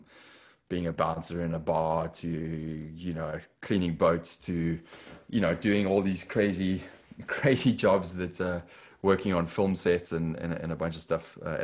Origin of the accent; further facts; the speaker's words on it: Johannesburg, Gauteng, South Africa; accent: South African; moved away as an adult; The accent is South African. I was born and raised in South Africa. Johannesburg, actually